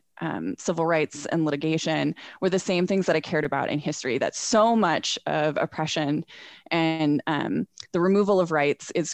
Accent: Northern California, United States; moved away as an adult; also born or lived in New England; now in Salt Lake City, United States; I'm originally from Northern California. Grew up there, went to college in Southern California

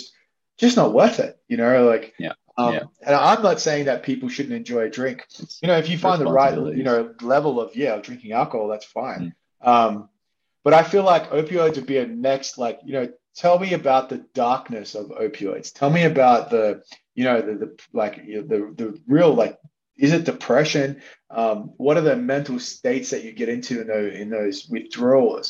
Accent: Australia; we're both from Australia

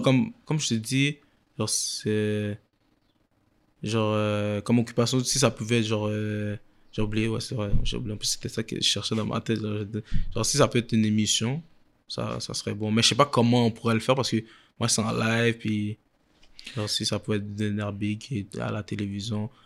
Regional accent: Quebec, Canada; je viens de Québec

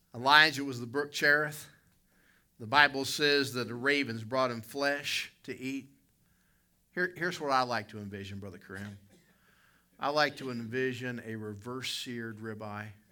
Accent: the South, United States; I'm from the South.

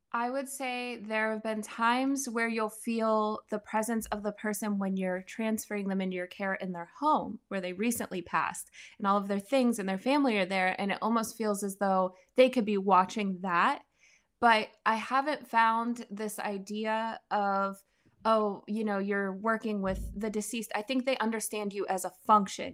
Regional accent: Pennsylvania, United States; I'm from Pennsylvania. I was born and raised there.

